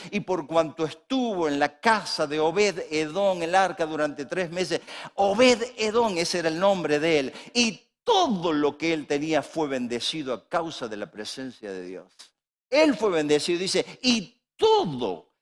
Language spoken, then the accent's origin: Spanish; Córdoba, Argentina; somos de Córdoba, yo soy un pastor.